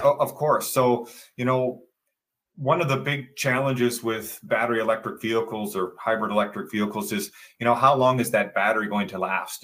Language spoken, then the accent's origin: English; Southeast Michigan, United States; also born or lived in Dearborn, Michigan; I grew up in Southeast Michigan